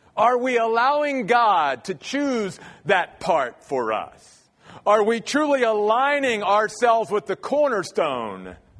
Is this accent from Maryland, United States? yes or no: yes; Maryland, United States; moved away as an adult; grew up in the Church of the Brethren back in Maryland, where I'm from